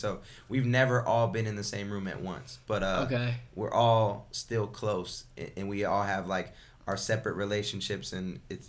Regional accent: Bloomington, Illinois, United States; Bloomington, Illinois.

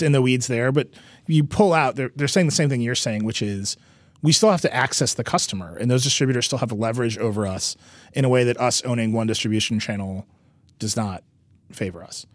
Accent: Mount Pleasant, Wisconsin, United States; moved away; the place that I grew up

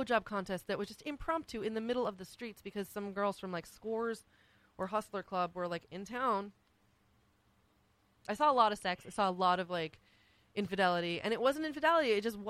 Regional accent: Mykonos, South Aegean, Greece; I grew up in Greece, in Mykonos, Greece.

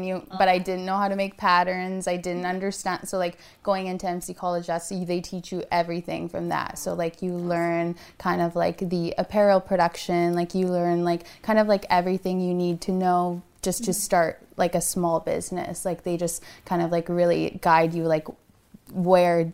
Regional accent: Rankin Inlet, Nunavut, Canada; moved away as an adult; now in Winnipeg, Canada; I am from Nunavut. I was born and raised. I went to school there, graduated

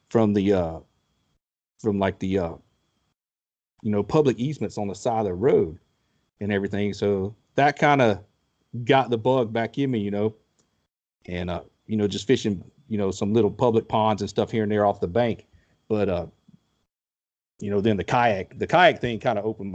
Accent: Southeast Georgia, United States; I grew up in Southeast Georgia

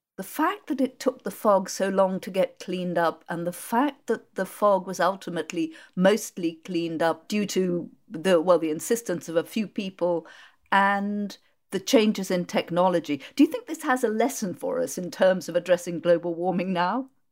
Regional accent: Worcestershire, West Midlands, United Kingdom; I grew up in Worcestershire and my local M P, Gerald Nabarro of M P for Kidderminster, I grew up three miles from Kidderminster

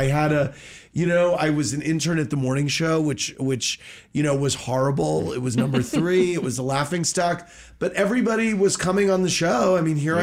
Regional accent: St. Louis, Missouri, United States; Born and raised in St. Louis

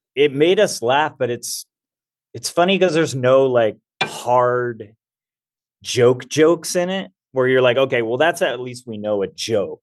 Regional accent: Southern California, United States; I grew up in Southern California

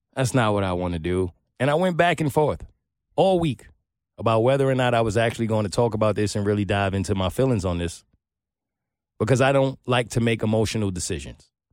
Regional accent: New York, United States; I'm from New York

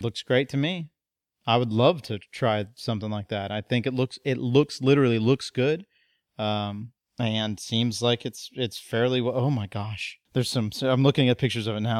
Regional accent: United States; as an American

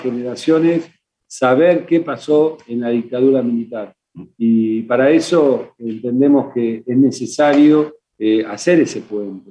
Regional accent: Argentina; lo que vivimos como argentinos

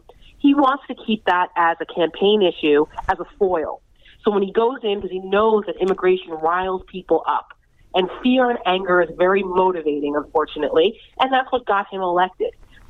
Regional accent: New Jersey, United States; I'm from New Jersey, so I remember Donald Trump in his.

